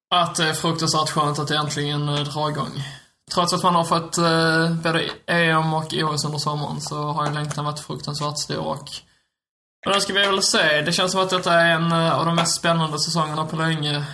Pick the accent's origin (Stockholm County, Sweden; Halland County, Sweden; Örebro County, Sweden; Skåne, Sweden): Skåne, Sweden; accent: Scanian (skånska); min skånska